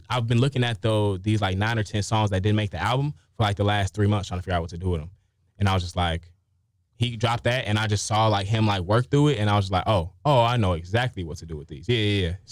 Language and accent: English; Chicago, Illinois, United States; about my experience growing up on the South Side of Chicago.